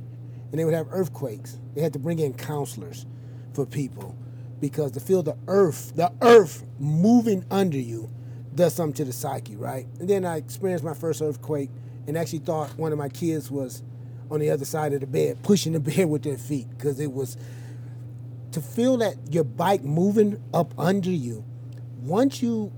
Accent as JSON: {"language": "English", "town": "Detroit", "region": "Michigan", "country": "United States", "tie": "born or raised there", "said": "I'm from Detroit. We rode 10 speeds when I was a kid."}